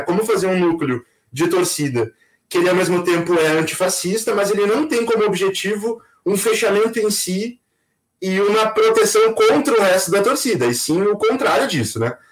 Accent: Pelotas, Rio Grande do Sul, Brazil; also born or lived in Porto Alegre; eu nasci em Pelotas

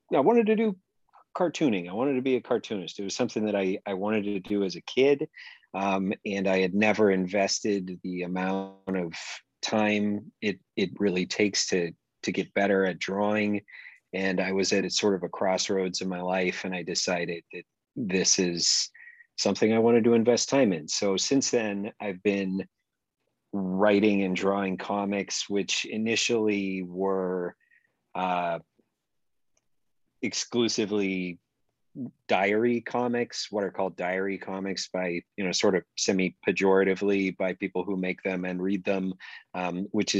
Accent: Oregon, United States; also born or lived in East Coast, United States; I moved out to Oregon with my family when I was a kid and grew up mainly around here

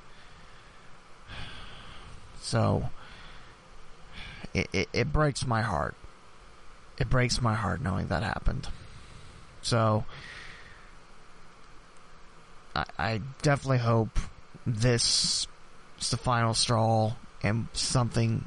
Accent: Dayton, Ohio, United States; It happened in my hometown. It happened where I've lived all my life

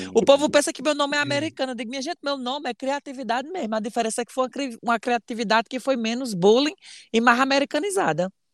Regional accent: Ceará, Brazil; eu sou cearense

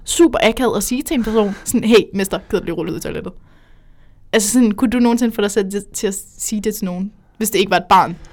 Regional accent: Jutland, Denmark; hvis man er fra Jylland, ligesom jeg er

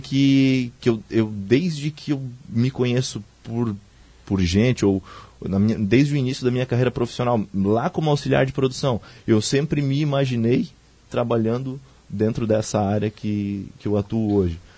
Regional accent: Joinville, Presidente Nereu, Santa Catarina, Brazil; depois que eu nasci em Joinville, depois quando criança, início da adolescência, a gente foi morar numa cidade muito pequena, uma das menores do estado, Presidente Nereu

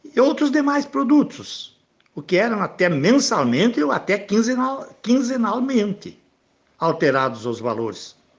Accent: Bom Sucesso, Rio Grande do Sul, Brazil; Minha terrinha natal

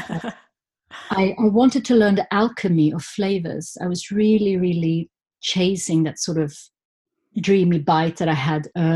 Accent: Stockholm, Stockholm County, Sweden; I grew up in Stockholm, okay. Just outside of Stockholm, on the countryside.

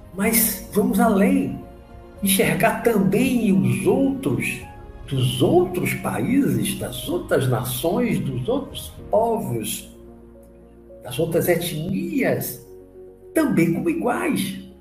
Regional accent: Brazil; eu sou brasileiro, eu, eu entendo mais o português

